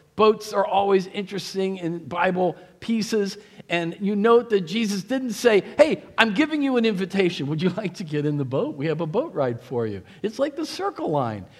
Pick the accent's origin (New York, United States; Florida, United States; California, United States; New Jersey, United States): New Jersey, United States; moved away; also born or lived in Pennsylvania; I'm from Jersey.